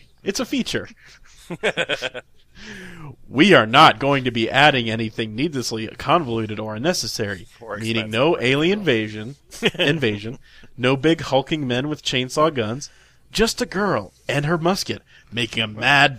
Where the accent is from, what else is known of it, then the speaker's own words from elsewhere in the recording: Denver, Colorado, United States; I'm from Denver, Colorado.